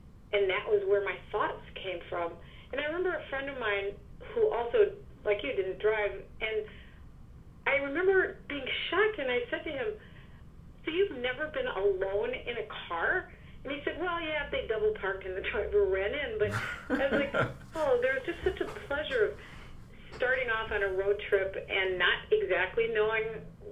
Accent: South Dakota, United States; now in New York, United States; I grew up in the Midwest. I grew up in South Dakota, which is a very lightly populated state with very good roads.

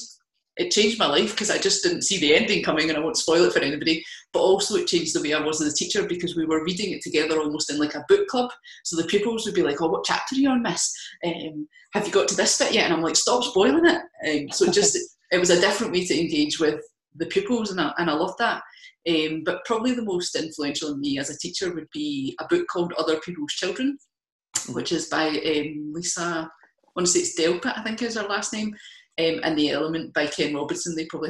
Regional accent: Kilmarnock, Scotland, United Kingdom; I mean, I'm from Kilmarnock originally, not that I have the accent anymore, but I can put it on for you if you want.

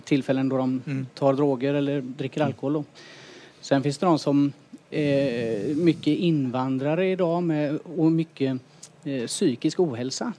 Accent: Västra Götaland, Sweden; Jag kommer från Åsarpsbygden

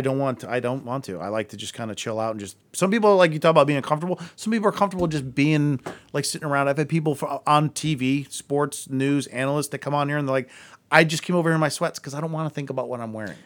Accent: Akron, Ohio, United States; we grew up together in Akron

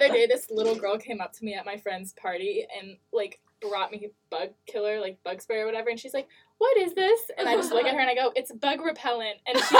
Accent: Florida, United States; I'm from Florida. I go to the University of Florida.

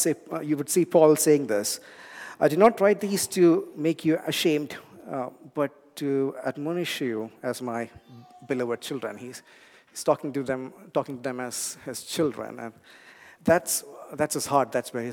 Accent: India; English is a second language; moved away; I grew up in a warm place. I come from India

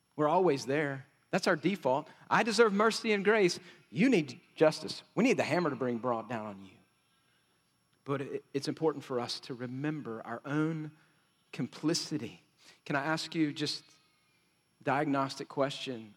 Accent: West Texas, United States; I grew up in Cuspa, West Texas, so we said it like this

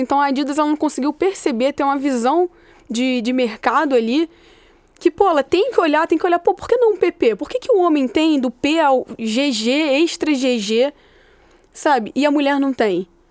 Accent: Rio de Janeiro, Brazil; eu sou do Meia

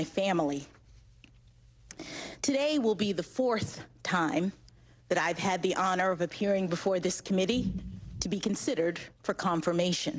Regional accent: Washington, District of Columbia, United States; When I was born here in Washington, my parents were public school teachers

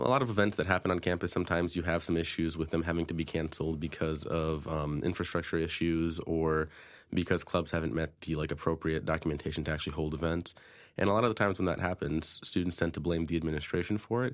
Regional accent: Danbury, Connecticut, United States; I'm from Danbury fr-, originally, um, grew up in the city.

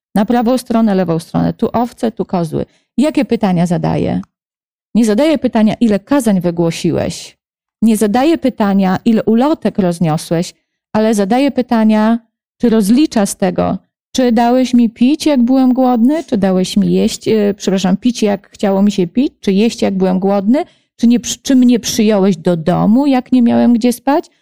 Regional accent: Lublin, Lublin Voivodeship, Poland; also born or lived in near Warsaw; now in Warsaw, Poland; mam też mnóstwo znajomych w Lublinie, bo to jest moje rodzinne miasto

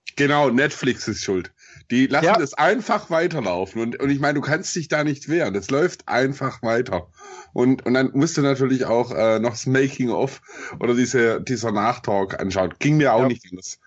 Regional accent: Swabia, Germany; accent: Swabian; ich bin Schwabe, also ich hab einen Sch- Akzent

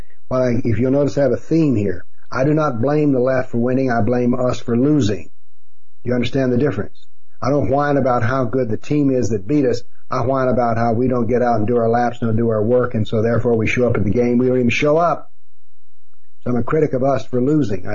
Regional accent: the South, United States; I'm from the South

